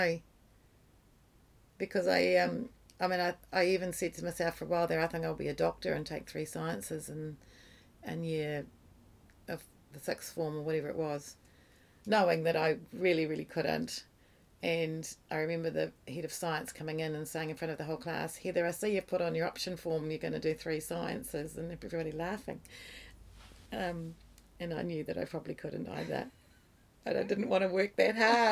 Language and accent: English; New Zealand; moved away as an adult; also born or lived in England; I left New Zealand with a youth group